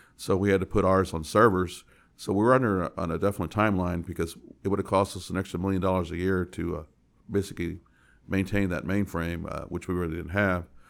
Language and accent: English; San Antonio, Texas, United States; I was born and raised in San Antonio